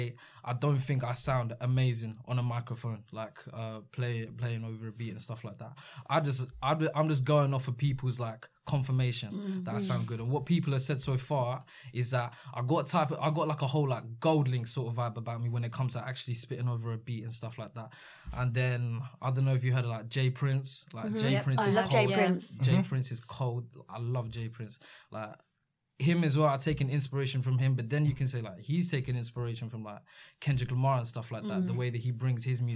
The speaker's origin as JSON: {"language": "English", "town": "Redhill", "region": "South East England", "country": "United Kingdom", "tie": "born or raised there", "said": "my hometown of Red Hill."}